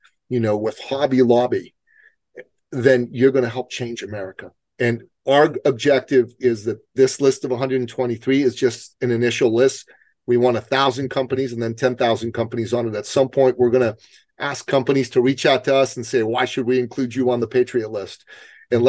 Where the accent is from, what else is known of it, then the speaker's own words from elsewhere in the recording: Iran; now in United States; I come from Iran, okay? And where I come from, when your side loses an election, you better leave the country